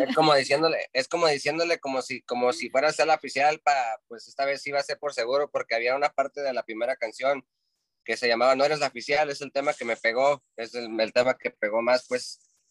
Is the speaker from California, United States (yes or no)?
yes; Santa Cruz, California, United States; Yo soy de Santa Cruz, California